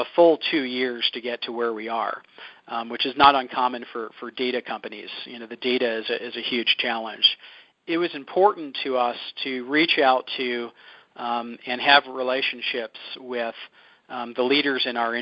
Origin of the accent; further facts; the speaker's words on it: Philadelphia, Pennsylvania, United States; So I grew up in Philadelphia